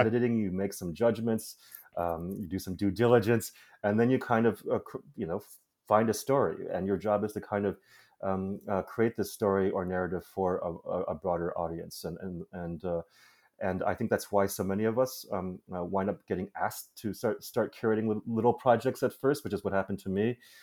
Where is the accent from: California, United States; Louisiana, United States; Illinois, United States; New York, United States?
Illinois, United States; Chicago; I grew up in Chicago